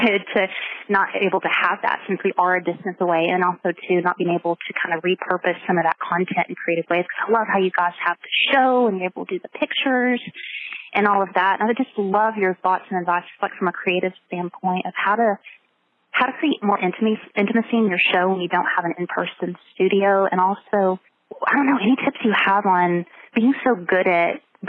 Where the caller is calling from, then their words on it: Augusta, Georgia, United States; Yes, Augusta, Georgia.